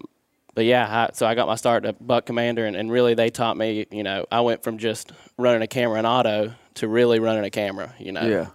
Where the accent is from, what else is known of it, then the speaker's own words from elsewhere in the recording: West Virginia, United States; I'm also from West Virginia.